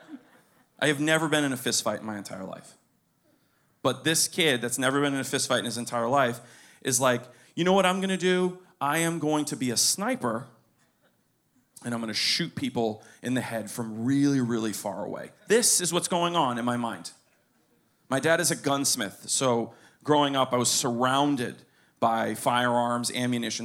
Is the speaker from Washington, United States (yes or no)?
no; Pinecrest, Florida, United States; I was born in Pinecrest. I grew up there